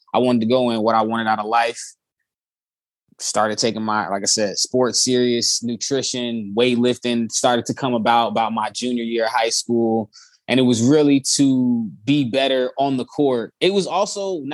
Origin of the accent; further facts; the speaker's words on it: Chicago, Illinois, United States; I'm from Chicago, Chicagoland area, born and raised, moved around a lot.